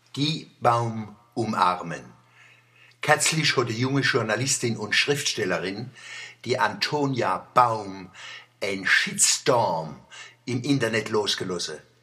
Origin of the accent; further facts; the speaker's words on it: Kurpfalz / Odenwald, Germany; als Kurpfälzer und Odenwälder